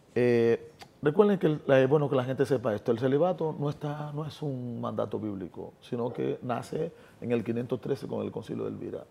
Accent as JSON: {"language": "Spanish", "country": "Dominican Republic", "said": "lo que está pasando en mi país"}